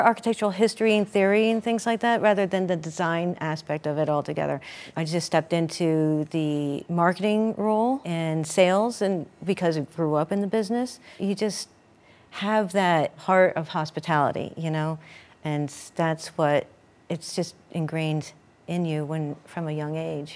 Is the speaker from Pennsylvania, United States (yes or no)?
yes; Sterling Inn, Poconos, Pennsylvania, United States; growing up in the Sterling Inn